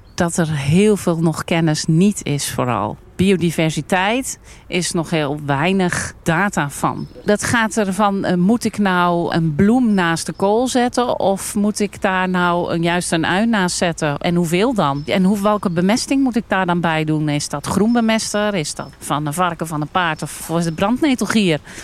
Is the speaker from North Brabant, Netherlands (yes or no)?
yes; Almkerk, North Brabant, Netherlands; Ik kom uit Almkerk